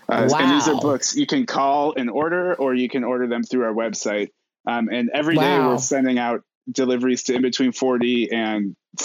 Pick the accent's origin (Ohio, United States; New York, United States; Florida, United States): Ohio, United States; Cleveland; moved away as an adult; now in Lawrence, United States; I grew up in Cleveland, and I moved to Lawrence in 2014 to get an MFA in poetry at the University of Kansas.